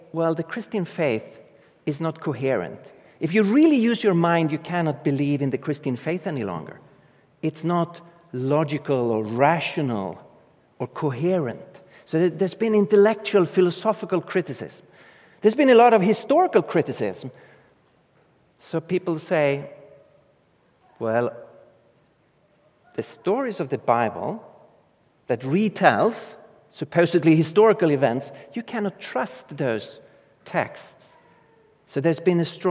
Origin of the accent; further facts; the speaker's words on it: Sweden; English is a second language; I come from Europe and Sweden, up in the north of Europe.